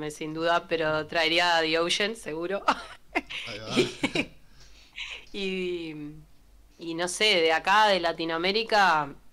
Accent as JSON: {"language": "Spanish", "country": "Uruguay", "said": "Como representantes uruguayos... Eh, no estamos muy alineados con la pandemia tampoco"}